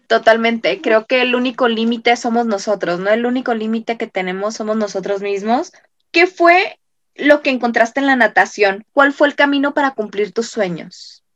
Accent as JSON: {"language": "Spanish", "country": "Mexico", "said": "nosotros como mexicanos"}